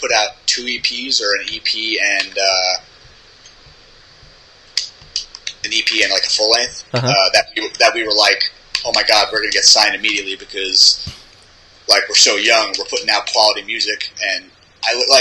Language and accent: English; Long Island, New York, United States; moved away; born and raised in Long Island